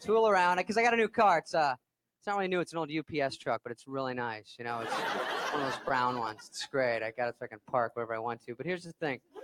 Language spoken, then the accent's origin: English; Arizona, United States; moved away; I'm from Arizona